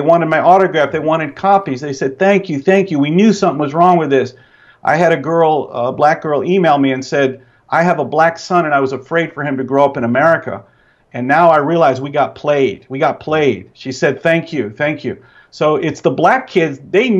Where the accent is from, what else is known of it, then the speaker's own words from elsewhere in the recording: Tennessee, United States; I grew up in Tennessee, all brothers, black and white, had Asian friends.